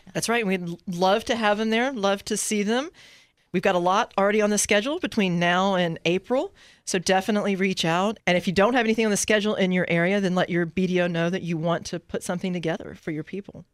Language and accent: English; San Antonio, Texas, United States; also born or lived in Houston; I grew up in San Antonio, Texas, and, uh, moved to Houston to go to law school